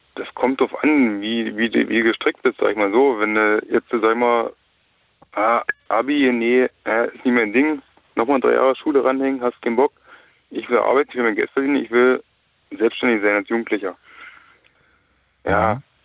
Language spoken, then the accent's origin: German; the East, eastern Germany, Germany; hier bei uns im Osten